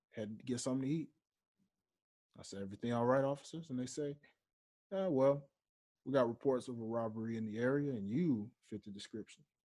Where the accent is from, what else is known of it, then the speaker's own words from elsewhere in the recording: Memphis, Tennessee, United States; moved away; back home in my hometown of Memphis, Tennessee